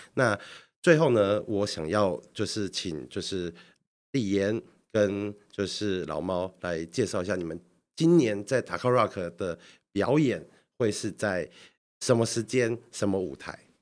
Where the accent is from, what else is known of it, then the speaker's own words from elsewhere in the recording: Kaohsiung, Taiwan; 我们高雄人